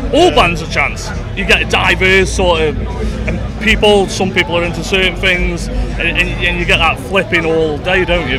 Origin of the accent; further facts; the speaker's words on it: Stoke-on-Trent, West Midlands, United Kingdom; we're only from Stoke.